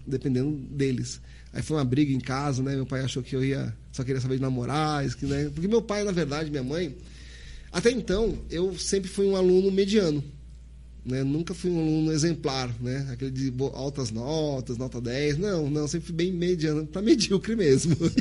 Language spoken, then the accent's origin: Portuguese; Santos, São Paulo, Brazil; moved away as an adult; now in Sergipe, Brazil; Sou natural de Santos, São Paulo, né? Meus pais são paraenses